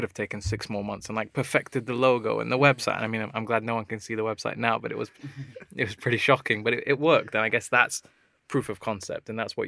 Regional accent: Sheffield, Yorkshire and the Humber, United Kingdom; now in London, United Kingdom; we're both from Sheffield

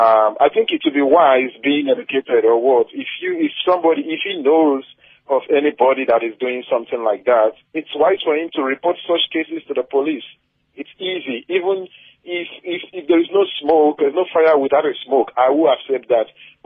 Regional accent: Nigeria; now in Stellenbosch, South Africa; I'm a Nigerian myself

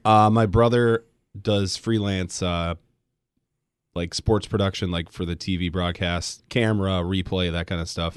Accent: Grand Rapids, Michigan, United States; I grew up in Grand Rapids

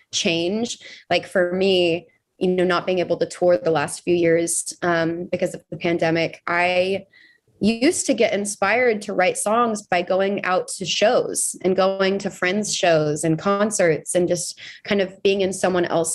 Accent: Texas, United States; as obviously a Texan

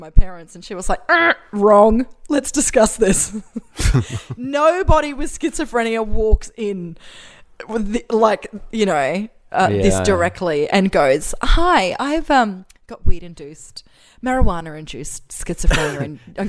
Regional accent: Brisbane, Queensland, Australia; also born or lived in Macleay Island, Australia; I grew up in Housing Commission in Wynnum West in a cul-de-sac, which I loved.

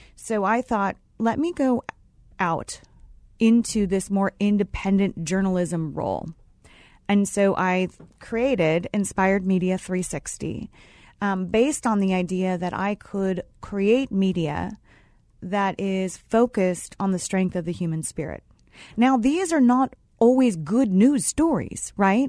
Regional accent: Los Angeles, California, United States; moved away as an adult; I grew up in Los Angeles

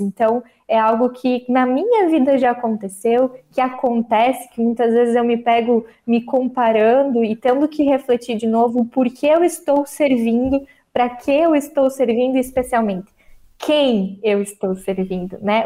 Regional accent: São Bento do Sul, Santa Catarina, Brazil; moved away as an adult; now in Timbó, Brazil; eu sou natural de São Bento do Sul, Santa Catarina

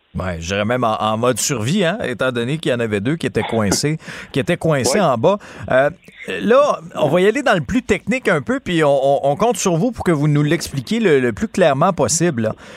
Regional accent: Abitibi, Quebec, Canada; je suis originaire de, de l'Abitibi.

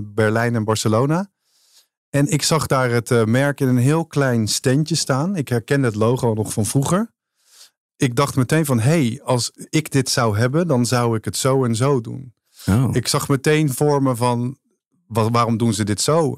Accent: North Holland, Netherlands; Als Noord-Hollander

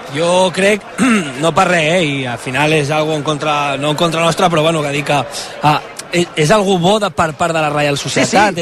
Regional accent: Las Palmas de Gran Canaria, Canary Islands, Spain; moved away; also born or lived in Tenerife; soc de les Palmes

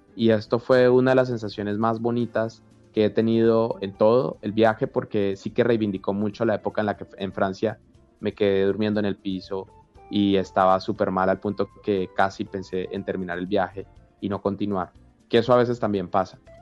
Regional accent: Colombia; como colombiano

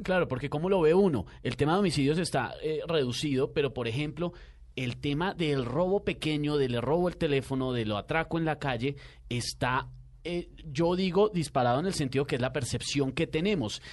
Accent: Bogotá, Colombia; uno está desmoralizado como bogotano

